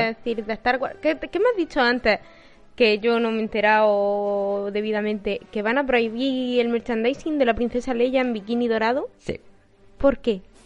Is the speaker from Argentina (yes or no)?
no; Eastern Andalusia, Spain; los andaluces, o por lo menos los de Andalucía Oriental